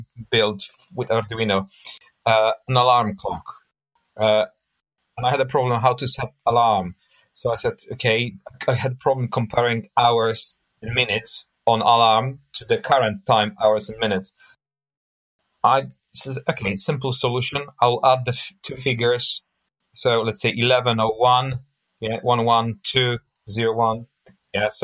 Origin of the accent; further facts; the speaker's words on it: Poland; moved away as an adult; now in London, United Kingdom; I was born and bred in Poland, and I moved to UK actually 20 years ago.